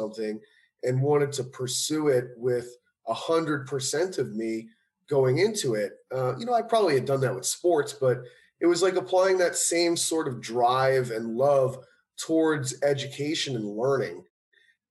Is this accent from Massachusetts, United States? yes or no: yes; Cape Cod, Massachusetts, United States; at home where I grew up in Cape Cod, Massachusetts